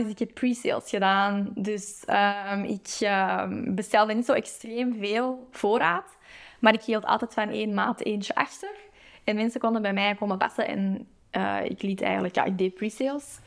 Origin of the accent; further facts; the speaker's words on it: Antwerp, Flanders, Belgium; mijn thuisstad